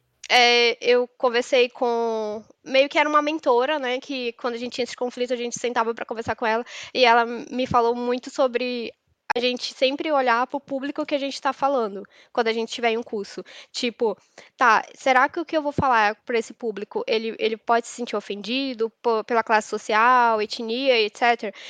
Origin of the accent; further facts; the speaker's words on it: Manaus, Amazonas, Brazil; moved away as an adult; now in São Paulo, Brazil; eu me mudei para São Paulo. Me mudei para São, eu sou de Manaus